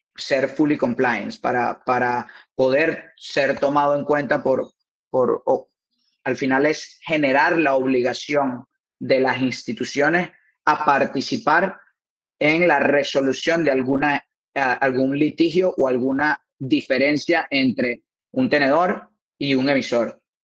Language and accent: Spanish; Lechería, Anzoátegui, Venezuela; moved away as an adult; now in Spain; soy de, de Puerto La Cruz, de Lecherías